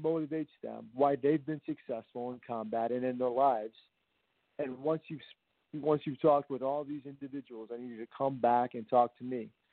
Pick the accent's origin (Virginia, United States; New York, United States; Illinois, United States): Virginia, United States; I'm originally from Virginia